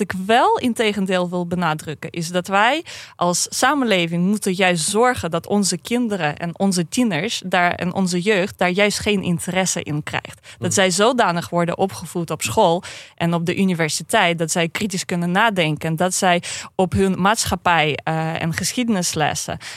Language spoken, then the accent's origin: Dutch; Saint Petersburg, Russia; Dutch is a second language; moved away as an adult; now in Netherlands; Ik kom uit Sint-Petersburg vandaan